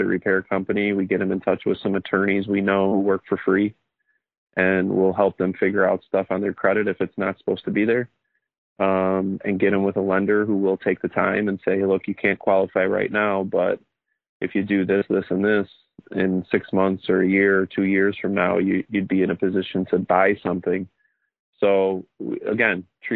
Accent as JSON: {"language": "English", "town": "Oak Lawn", "region": "Illinois", "country": "United States", "tie": "born or raised there", "said": "So Southside guy, born and raised in Oaklawn. Now I raise my family here in Oaklawn"}